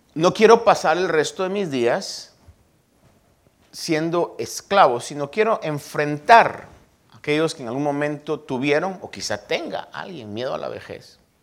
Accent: Guatemala; born or raised there; now in United States

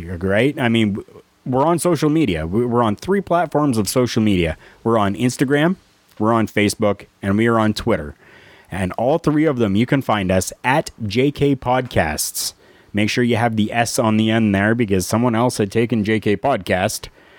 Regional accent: Pittsburgh, Pennsylvania, United States; You know, the people of my hometown, Pittsburgh, Pennsylvania, cheap pop.

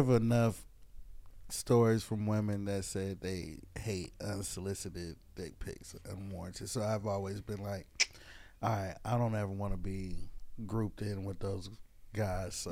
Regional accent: the Carolinas, United States; also born or lived in Oakland, California; from the Carolinas, but I was born in Oakland

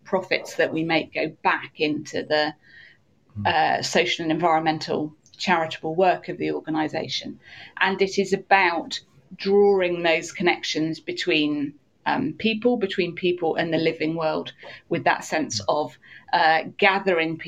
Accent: Cornwall, South West England, United Kingdom; also born or lived in Bristol; I'm from Cornwall. I was brought up down here.

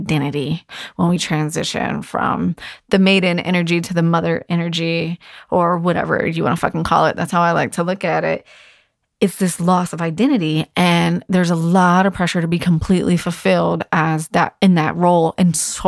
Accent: Virginia Beach, Virginia, United States; in my hometown and it's only an hour away from my house

